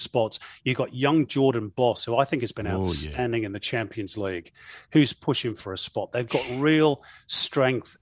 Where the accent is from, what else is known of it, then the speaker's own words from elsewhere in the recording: Manchester, North West England, United Kingdom; now in New South Wales, Australia; I'm from Manchester